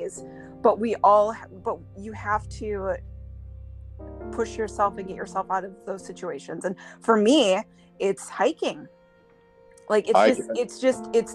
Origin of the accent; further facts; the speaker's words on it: Minnesota, United States; moved away as an adult; now in California, United States; Joe and I moved here 6 years ago from Minnesota